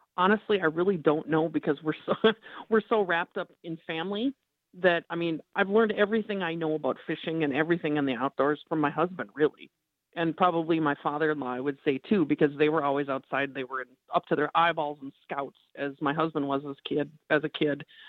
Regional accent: Minneapolis, Minnesota, United States; I grew up in Minneapolis

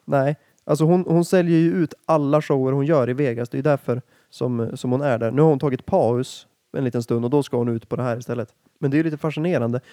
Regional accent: Härnösand, Västernorrland County, Sweden; jag är ju från Härnösand

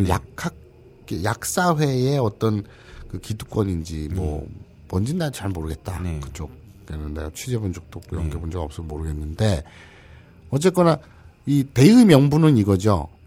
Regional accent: Busan, South Korea; 지금까지 방송 듣고 이래저래 알아본 바 저랑 동향일 수도 있는데 부산이라면 부산에서도 같은 동네.

